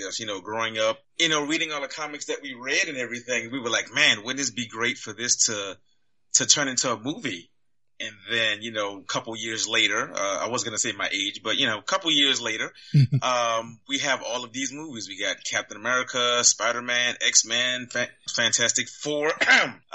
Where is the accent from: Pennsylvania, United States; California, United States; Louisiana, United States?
Louisiana, United States; New Orleans; now in San Antonio, United States; I currently now live in San Antonio, Texas, but I'm originally from New Orleans, Louisiana